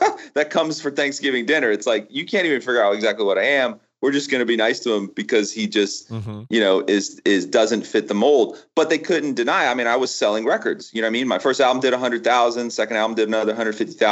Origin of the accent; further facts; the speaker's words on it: Florida, United States; I grew up in Florida, right? I had never known anything but Florida